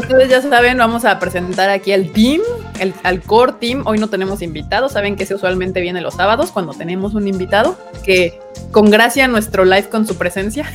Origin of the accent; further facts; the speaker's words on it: Mexico City, Mexico; todos los integrantes de este podcast somos residentes de la CDMEX